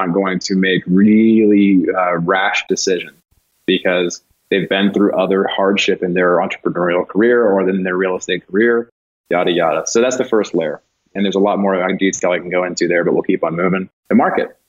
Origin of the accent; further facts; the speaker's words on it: California, United States; moved away as an adult; also born or lived in Denver, Colorado; a Californian who's lived outside of California for many years